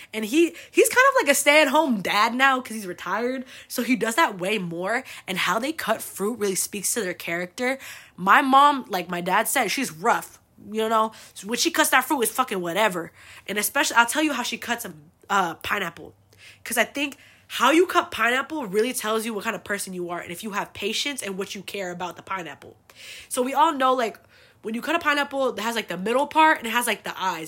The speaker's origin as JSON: {"language": "English", "country": "United States", "tie": "born or raised there", "said": "I was born here"}